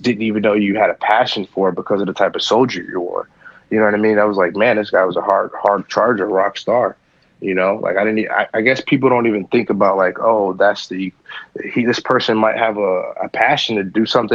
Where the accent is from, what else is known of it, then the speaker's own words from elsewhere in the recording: Ohio, United States; my home state, Ohio